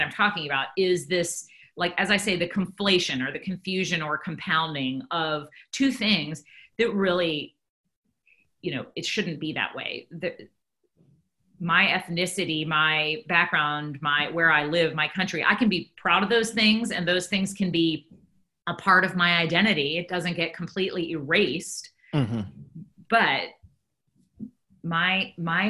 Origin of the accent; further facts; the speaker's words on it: United States; my Christianity is really irrelevant to the fact that I'm American